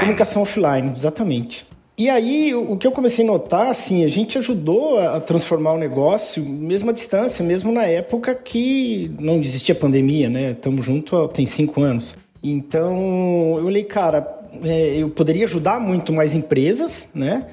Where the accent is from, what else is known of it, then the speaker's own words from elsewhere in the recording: São José do Rio Preto, São Paulo, Brazil; moved away; Eu sou de São José do Rio Preto, sou do interior. É, do estado de São Paulo.